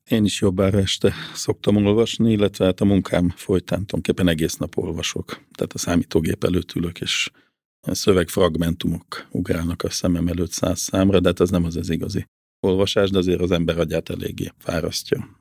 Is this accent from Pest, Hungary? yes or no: yes; Gödöllő, Pest, Hungary; én ugye Gödöllön nőttem föl